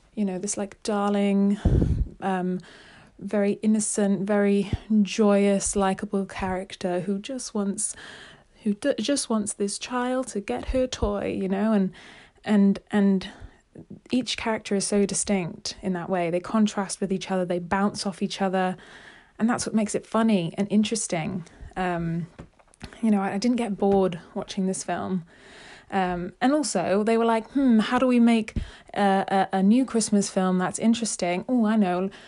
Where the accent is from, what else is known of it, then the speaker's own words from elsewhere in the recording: United Kingdom; as a Brit myself